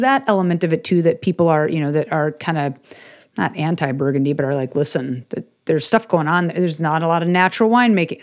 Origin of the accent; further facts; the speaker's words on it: Chicago, Illinois, United States; I grew up in Chicago